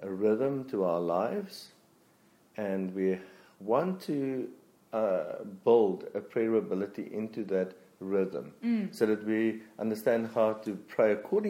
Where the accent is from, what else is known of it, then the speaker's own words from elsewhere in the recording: Free State, South Africa; I come from the Free State. Nah. Flat